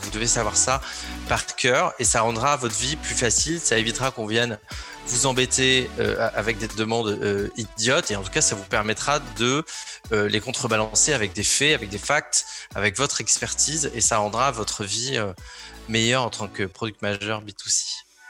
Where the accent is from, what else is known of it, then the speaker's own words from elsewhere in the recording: Alençon, Normandy, France; je suis originaire de Normandie, d'Alençon pour être précis